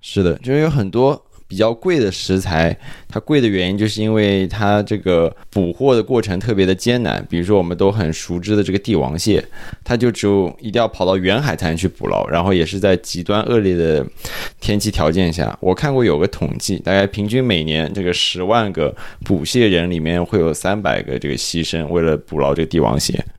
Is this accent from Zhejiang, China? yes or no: yes; Zhejiang, China; now in Canada; 我自己家乡的一个例子说一下，就是我浙江人嘛